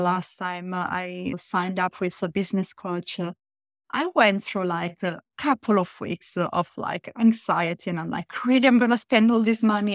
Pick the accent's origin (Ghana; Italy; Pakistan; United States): Italy; I come from Italy